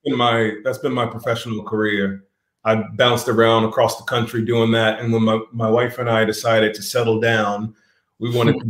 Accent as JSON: {"language": "English", "town": "Washington", "region": "District of Columbia", "country": "United States", "tie": "born or raised there", "also_born_or_lived": "Long Beach, California", "moved": "yes", "lives_now": "Glendale, United States", "said": "I was born in Long Beach, California, but I was raised in D.C. The metropolitan area"}